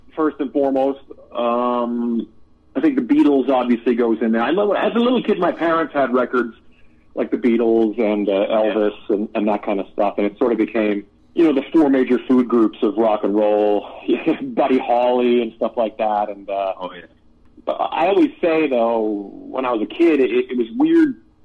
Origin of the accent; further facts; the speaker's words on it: Canada; we're both Canadian, and we grew up on a lot of crazy regional Canadian music